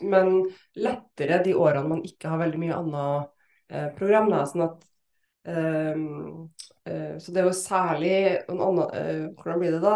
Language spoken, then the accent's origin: Norwegian; Bodø, Nordland, Norway; also born or lived in Trondheim; født i Trondheim, ja, men uh, vokste opp også i Bodø. Ja. Nå har jeg to dialekter.